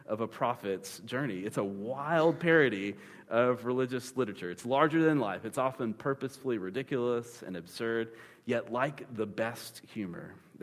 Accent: Panama City, Florida, United States; I grew up in Panama City, Florida

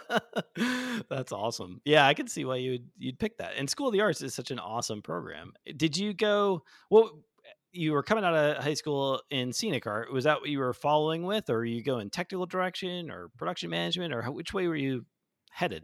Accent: Chicago, Illinois, United States; moved away; I'm from Chicago, eh, originally

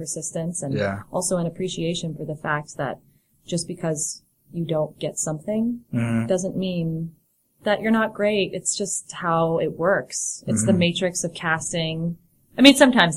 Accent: Chicago, Illinois, United States; moved away; I'm from Chicago

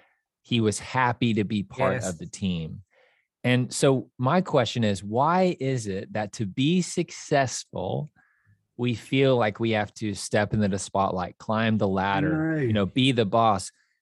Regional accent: Kansas City, Missouri, United States; moved away as an adult; now in Nashville, United States; So I grew up in Kansas City, Missouri, and in Kansas City, there is no accent. It is very straight. And I moved to Nashville in 2007, and my goal was to walk away with an accent.

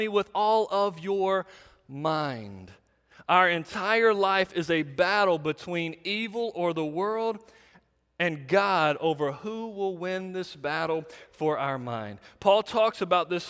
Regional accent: United States; we in America

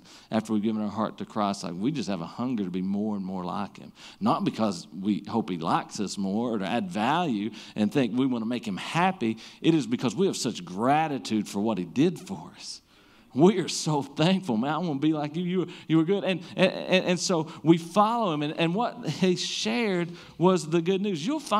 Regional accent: Southern United States, United States; we grew up in the Bible Belt. I mean, pretty much everybody you bump into has heard of Jesus in this place

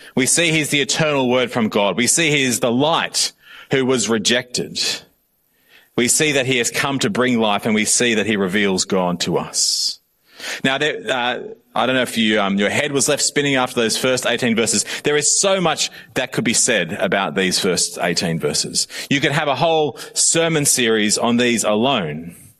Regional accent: Australia; I am also Australian.

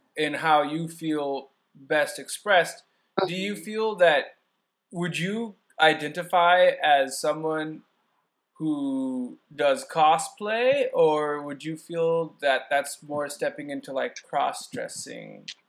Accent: San Diego, California, United States; moved away; I'm from San Diego

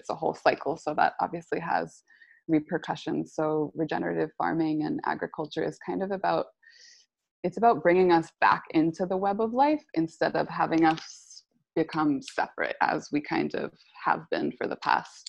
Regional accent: East Coast, United States; also born or lived in California; Yeah, I grew up on the East Coast. So I'm back here.

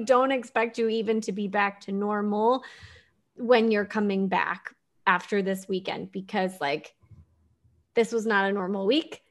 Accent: Houston, Texas, United States; growing up in Houston, we had hurricanes and flooding

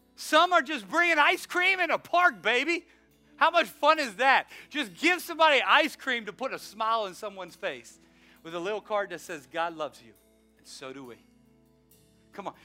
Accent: the South, United States; I'm from the South

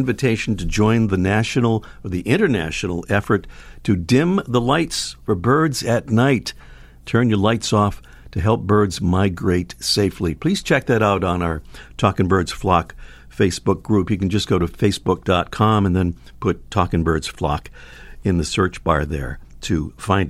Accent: Rhode Island, United States; I'm from Rhode Island

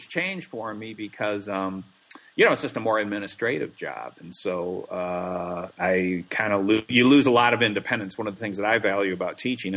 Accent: Plainfield, Illinois, United States; moved away as an adult; also born or lived in New York City / Madison, Wisconsin; I grew up in Illinois near Chicago, a little town called Plainfield

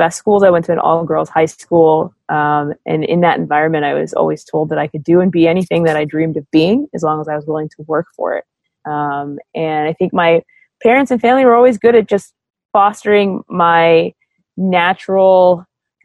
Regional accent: Los Angeles, California, United States; I'm born and raised in Los Angeles, California.

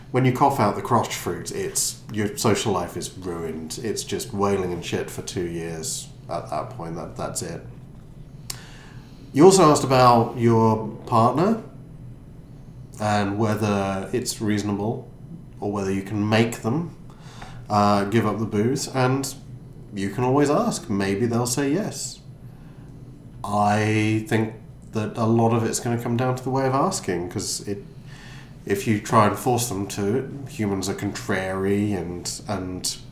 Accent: United Kingdom; we're all British

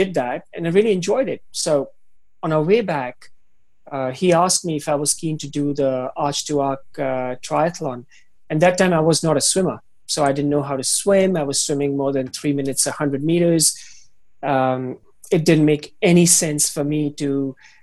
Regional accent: Himachal Pradesh, India; moved away as an adult; also born or lived in Beijing, China; now in Hong Kong; I go to my hometown, my province up in the hills in Himachal.

